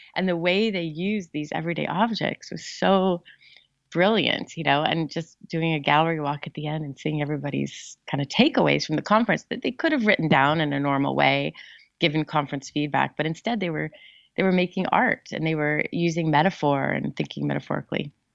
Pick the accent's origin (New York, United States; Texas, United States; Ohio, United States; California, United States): California, United States; Southern; I grew up in Southern California